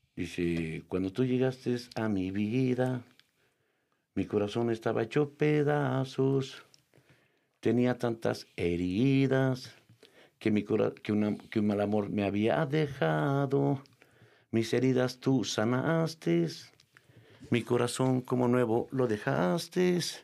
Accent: Mexico; decimos así se llama en México

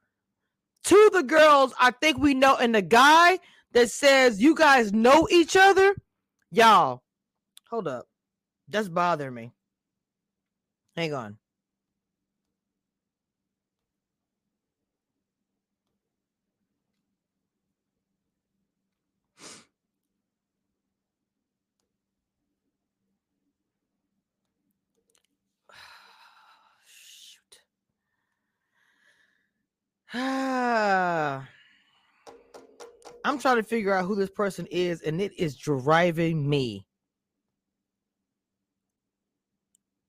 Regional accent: United States; also born or lived in Louisiana / Texas; I am not from Atlanta and I'm from Texas, well, Louisiana slash

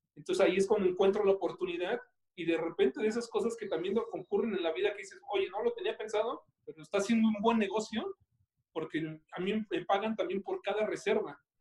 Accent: Mexico; no solamente como mexicanos

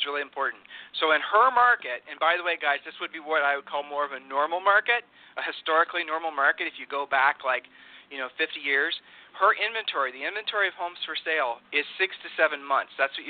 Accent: Ohio, United States; now in Texas, United States; I'm a transplant from Ohio to Texas.

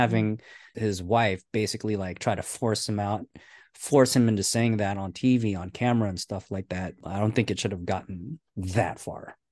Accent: United States; we're American

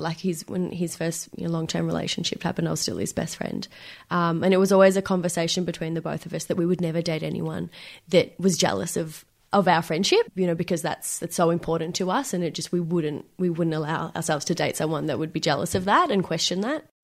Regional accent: Benalla, Victoria, Australia; moved away as an adult; now in Melbourne, Australia; I grew up in Melbourne until the age of nine, and then we decided that we are going to have a country change, and we moved to this tiny country town called Benalla. It's in northeast Victoria.

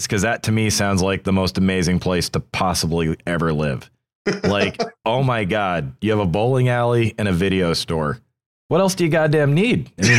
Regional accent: New Hampshire, United States; moved away; I'm from New Hampshire originally.

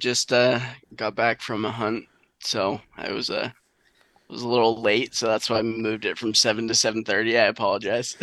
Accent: southern New Hampshire, United States; growing up in southern New Hampshire

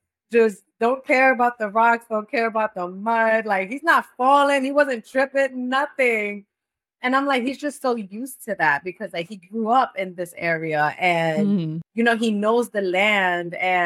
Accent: New York City, New York, United States; I am Puerto Rican from New York

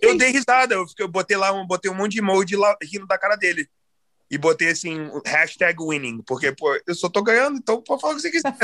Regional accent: United States; also born or lived in Nova Friburgo, Brazil; E como eu fui criado aqui nos Estados Unidos

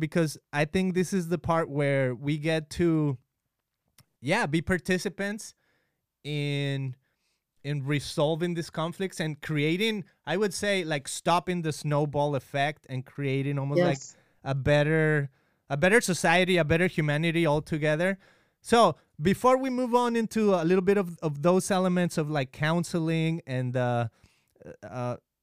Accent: Mexico; we are from Mexico

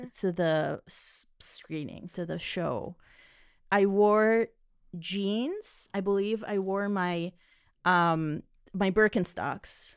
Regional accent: Israel; moved away; I grew up in Israel

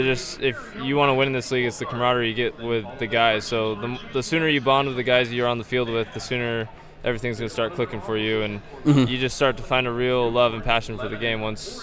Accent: Bend, Oregon, United States; I grew up in Bend, Oregon, and so I grew up and went to Bend High School

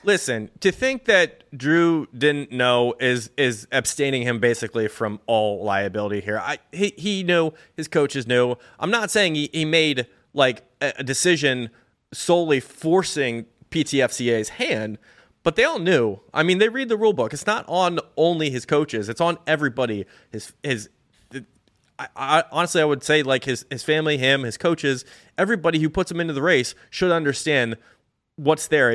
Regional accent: Hershey, Pennsylvania, United States; Pennsylvania, I'm from Hershey. It's my home state

